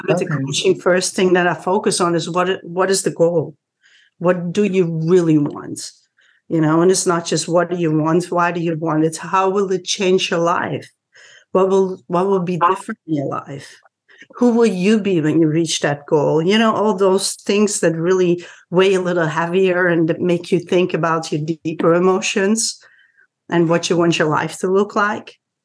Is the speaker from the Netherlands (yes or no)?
yes; Netherlands; moved away as an adult; now in Washington, DC area, United States; I'm originally from the Netherlands, but been in this DC area for 26 years here already.